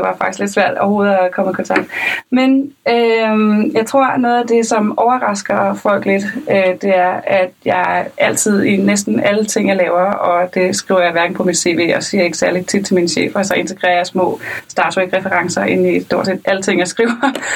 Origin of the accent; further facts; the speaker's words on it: Lolland, Zealand, Denmark; jeg er fra Lolland